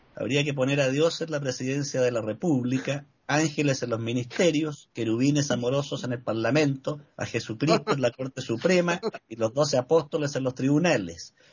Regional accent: Chile; como ciudadano chileno y ciudadano del mundo

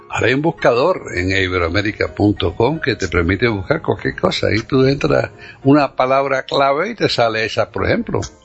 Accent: Cuba; now in United States; yo soy americano, eh, más que cubano hoy en día

